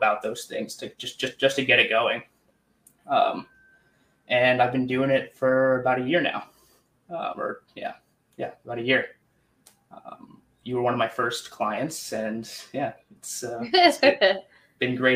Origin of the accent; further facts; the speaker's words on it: New York, United States; I'm from New York